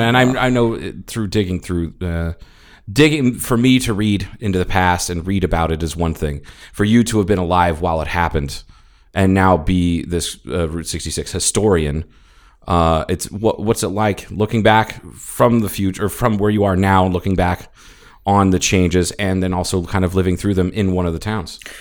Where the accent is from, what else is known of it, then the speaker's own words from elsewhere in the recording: Ohio, United States; I grew up in Ohio